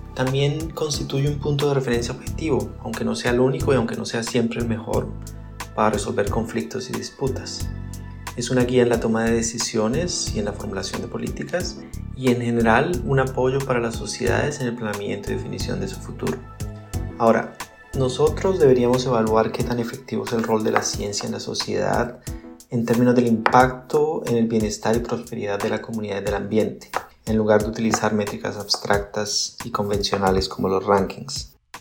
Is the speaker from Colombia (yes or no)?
yes; Colombia; moved away as an adult; also born or lived in Zurich, Switzerland; soy colombiano